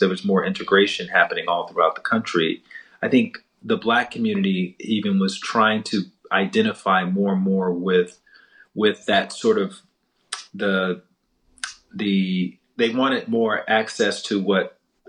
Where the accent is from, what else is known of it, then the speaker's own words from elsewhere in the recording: Southern United States, United States; Yeah, I grew up very much in the Bible Belt, going to church, and the stories of civil rights figures and the movement was very much a part of the day-to-day narrative